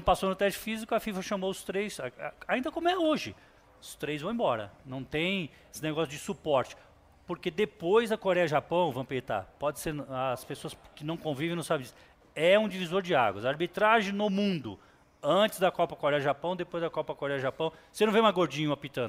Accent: São Paulo, Brazil; also born or lived in Urandi, Bahia; vim para São Paulo com um ano de idade

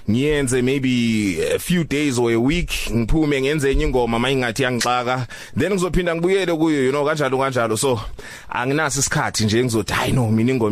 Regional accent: Fort Beaufort, Eastern Cape, South Africa; also born or lived in Nelspruit, Mpumalanga; mangizalwa ngizalelwa eMpumalanga eNelspruit. Mm. But 3 months later then ngimuvela eBhofolo which is the Eastern Cape la ubabami eh, ephuma khona. So ngikhulela eBhofolo.

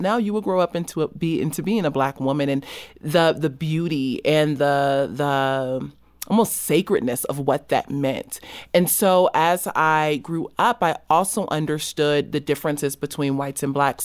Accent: Los Angeles, California, United States; I grew up in South Central Los Angeles

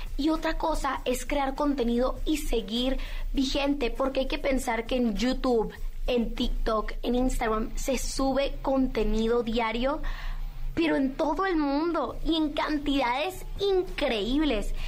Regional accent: Mazatlán, Sinaloa, Mexico; yo fui reina infantil del carnaval de Mazatlán porque yo soy de Mazatlán

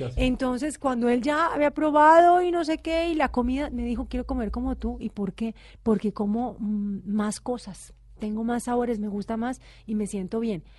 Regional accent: Cali, Valle del Cauca, Colombia; todo el mundo piensa pues que uno es porque es de Cali, uno baila, pero no, no todos bailamos

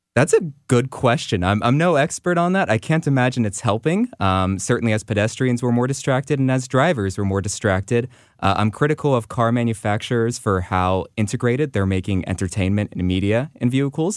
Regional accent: Los Angeles, California, United States; now in St. Louis, United States; I grew up in Los Angeles and it has a very car centric culture

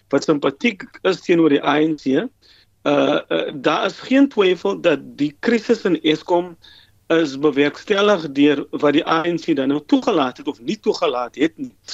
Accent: South Africa

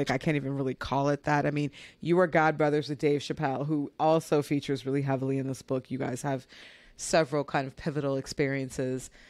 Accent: Minnesota, United States; I was born in Minnesota

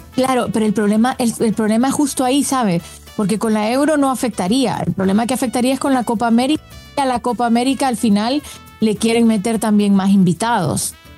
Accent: Honduras; en mi país

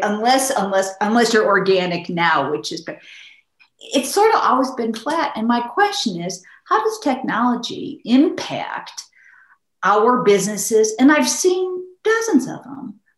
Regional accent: Midwest, United States; I'm from the Midwest.

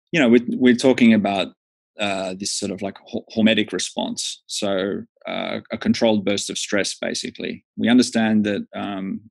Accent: Australia; moved away as an adult; now in Finland; I'm Australian

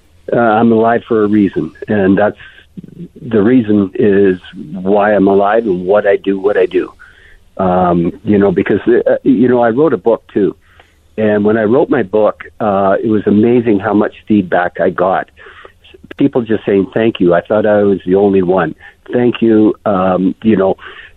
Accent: Canada; I'm Canadian

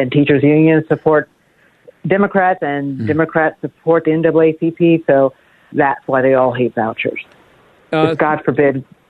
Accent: Tennessee, United States; also born or lived in Baltimore, Maryland; now in Florida, United States; I come from Baltimore. Mm-hmm. That's where I moved from. I'm originally from Tennessee. I moved from Baltimore.

